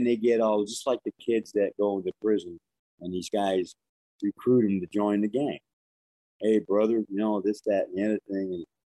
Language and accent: English; New York City, New York, United States; growing up in Brooklyn